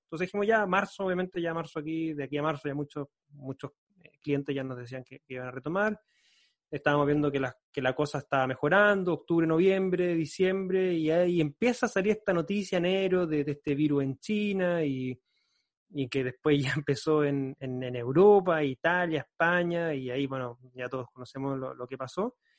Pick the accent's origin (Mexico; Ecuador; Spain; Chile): Chile; Concepción, Biobío; yo soy de Concepción, queda como a 5 o 6 horas de viaje en, en, en, auto.